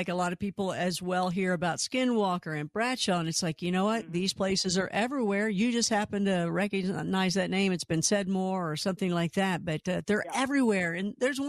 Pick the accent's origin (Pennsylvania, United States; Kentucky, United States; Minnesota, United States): Kentucky, United States; And of course, I'm from Kentucky, and Mammoth Cave